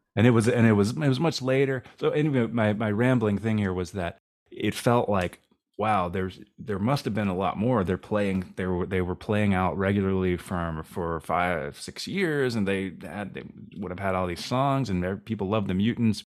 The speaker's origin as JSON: {"language": "English", "region": "East Coast", "country": "United States", "tie": "born or raised there", "said": "growing up, for me, growing up on the East Coast"}